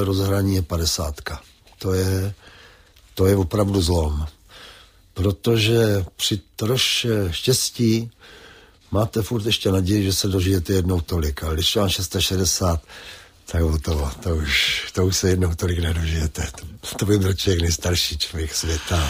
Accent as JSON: {"language": "Czech", "town": "Třebíč", "region": "Vysočina Region", "country": "Czechia", "tie": "born or raised there", "moved": "yes", "said": "Třebíč je nejkrásnější město světa"}